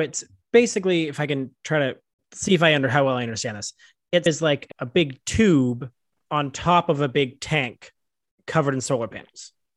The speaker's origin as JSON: {"language": "English", "country": "Canada", "said": "we as Canadians"}